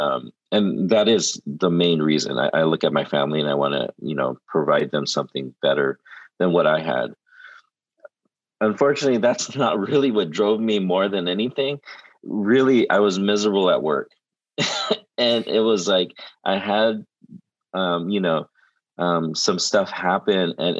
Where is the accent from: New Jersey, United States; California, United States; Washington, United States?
California, United States; Southern; I'm Asian and I'm from Southern California